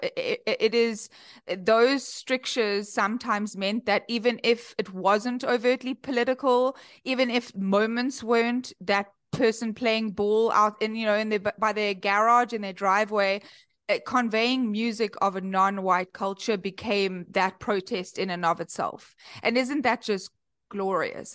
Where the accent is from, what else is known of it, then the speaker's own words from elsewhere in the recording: Cape Town, Western Cape, South Africa; accent: South African; moved away as an adult; now in Chicago, United States; I come all the way from Cape Town, uh, born and bred in Cape Town, and I moved to Chicago a few years ago